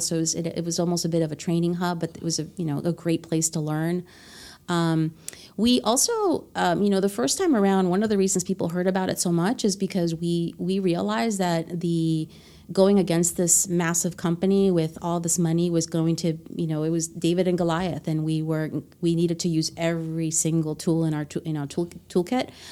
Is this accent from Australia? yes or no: no; Honduras; English is a second language; moved away; I was born in Honduras